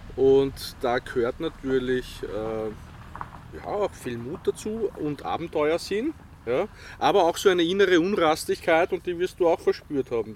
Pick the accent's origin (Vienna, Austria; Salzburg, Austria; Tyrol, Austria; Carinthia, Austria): Vienna, Austria; also born or lived in Feldbach area, Styria; ich bin gebürtiger Wiener, aber mein Vater ist Steirer